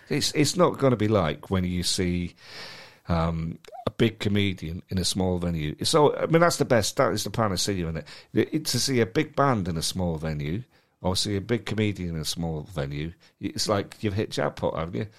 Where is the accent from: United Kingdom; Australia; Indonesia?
United Kingdom; Manchester, North West England; moved away as an adult; also born or lived in London; I was born and brought up in Manchester and then spent the next ten years in London